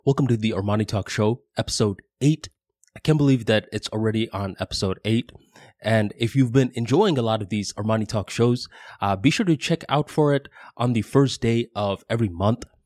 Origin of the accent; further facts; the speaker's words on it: United States; I am an American.